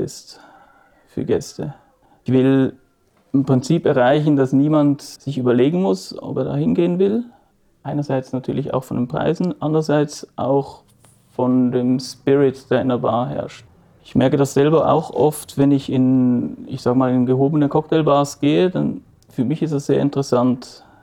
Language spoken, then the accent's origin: German; Basel, Basel-Stadt, Switzerland; wir sind hier im Haus, in dem ich aufgewachsen bin